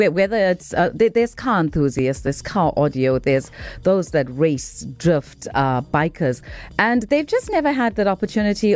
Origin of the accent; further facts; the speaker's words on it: Chatsworth, KwaZulu-Natal, South Africa; also born or lived in Phoenix, KwaZulu-Natal; I grew up in Chatsworth. I was born and raised in Chatsworth. I schooled in Phoenix.